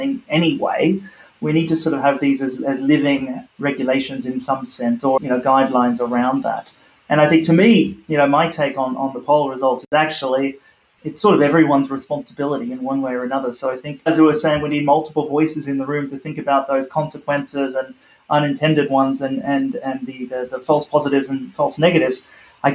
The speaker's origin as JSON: {"language": "English", "country": "Australia", "tie": "born or raised there", "moved": "yes", "said": "my home country of Australia"}